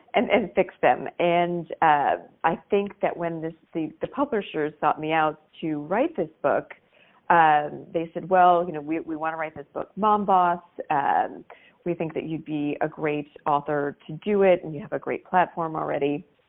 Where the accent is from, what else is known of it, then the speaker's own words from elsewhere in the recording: Maryland, United States; So, I grew up in Maryland, just outside of the uh, Naval Academy